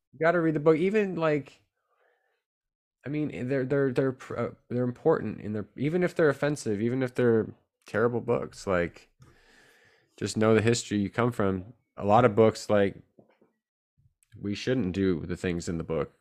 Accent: San Jose, California, United States; also born or lived in Rhode Island; now in Chico, United States; I grew up in San Jose, California

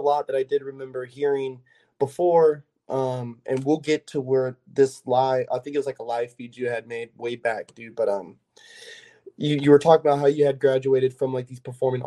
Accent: California, United States; I'm from Cali, but I'm out in Florida working right now.

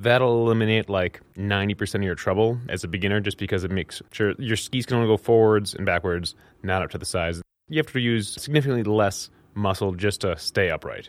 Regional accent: Minnesota, United States; growing up in Minnesota

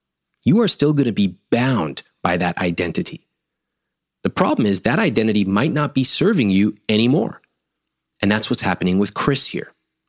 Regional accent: India; I'm a good husband. I'm a good son. I'm Indian. I graduated from Stanford.

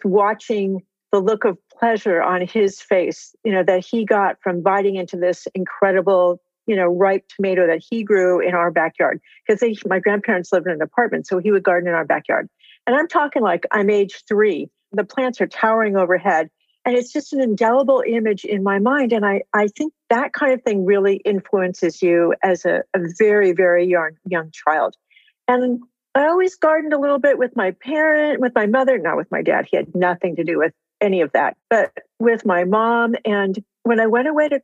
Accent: California, United States; I live in California and I'm from California

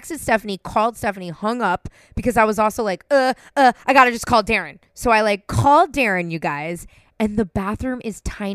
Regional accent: San Francisco, California, United States; I'm born and raised in San Francisco

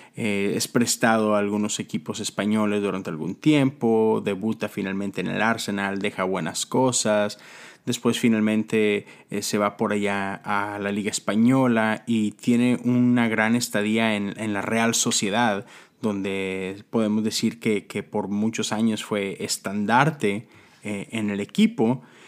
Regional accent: Monterrey, Nuevo León, Mexico; moved away; estuve en Monterrey, en mi, en mi tierra

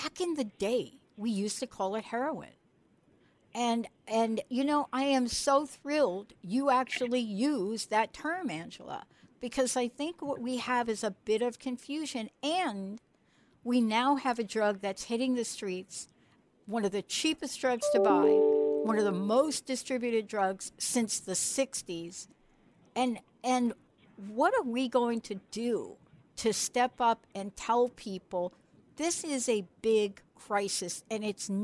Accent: New York City, New York, United States; I'm from the Bronx. I'm from the streets of New York

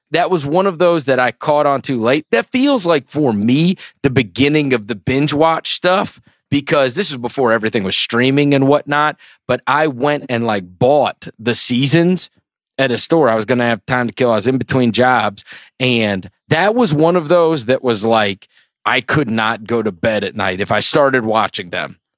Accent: St. Louis, Missouri, United States; also born or lived in outside New York City; we moved to Saint Louis when I was a kid

